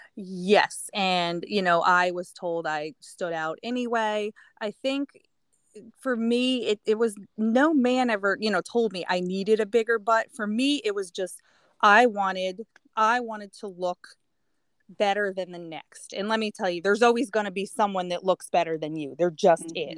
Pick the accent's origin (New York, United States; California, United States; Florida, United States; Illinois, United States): New York, United States; moved away; also born or lived in Connecticut; I grew up in New York